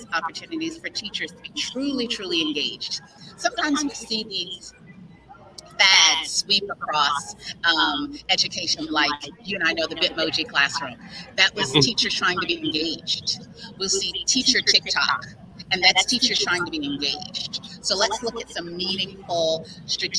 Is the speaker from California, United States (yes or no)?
no; Mobile, Alabama, United States; I am a proud Mobilian. I am from Mobile, Alabama